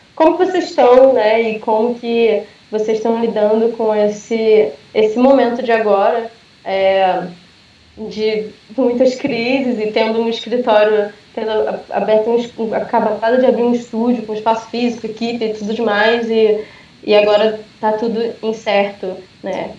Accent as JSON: {"language": "Portuguese", "country": "Brazil", "tie": "born or raised there", "said": "o fato de eu ter nascido do Brasil"}